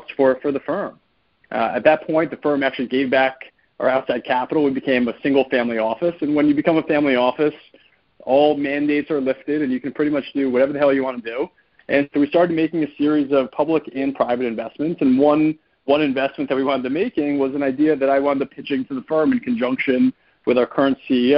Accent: New York City, New York, United States; also born or lived in Michigan; I grew up in New York City

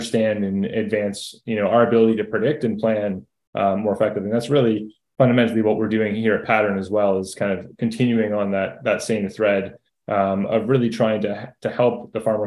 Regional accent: Toronto, Ontario, Canada; moved away as an adult; now in United States; I grew up in Toronto, went to school in Southwest Ontario

